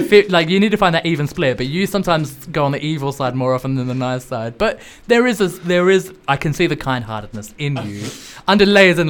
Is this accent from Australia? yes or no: yes; Australia